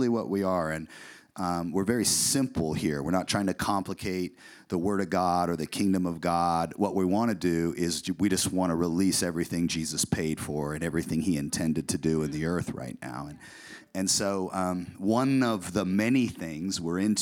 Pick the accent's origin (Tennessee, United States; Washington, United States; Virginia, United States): Washington, United States; Puyallup; moved away as an adult; also born or lived in San Diego, California; now in Boise, United States; we're originally from the Northwest, from a little town called Puyallup, Washington.